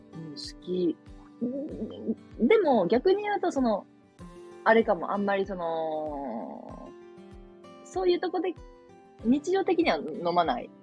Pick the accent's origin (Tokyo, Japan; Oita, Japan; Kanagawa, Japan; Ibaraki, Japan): Oita, Japan; born or raised there; moved away